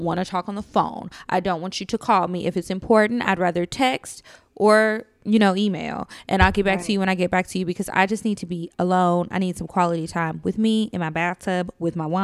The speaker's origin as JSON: {"language": "English", "town": "Natchitoches", "region": "Louisiana", "country": "United States", "tie": "born or raised there", "moved": "yes", "lives_now": "Texas, United States", "said": "It's in my hometown, Natchitoches, Louisiana."}